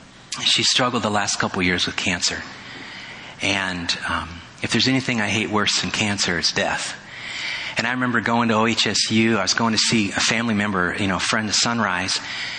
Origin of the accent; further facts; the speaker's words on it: Indiana, United States; born there; I was born in Indiana, so I know what snow is all about